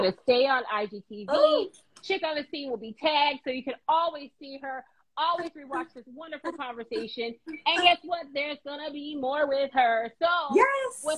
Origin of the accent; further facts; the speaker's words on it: Chicago, Illinois, United States; I'm from Chicago